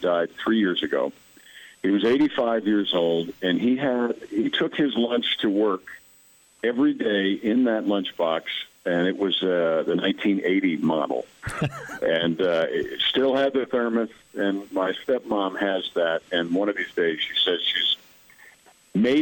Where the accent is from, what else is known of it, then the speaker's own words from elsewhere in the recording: Mount Kisco, New York, United States; I'm from Mount Kisco, New York, and I used to be in a fireman's parade with my grandfather back in the 60s.